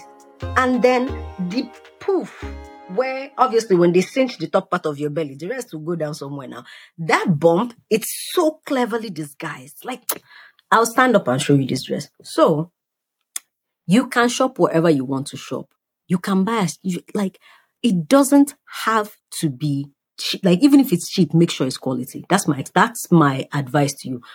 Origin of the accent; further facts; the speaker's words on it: Nigeria; moved away; I come from Nigeria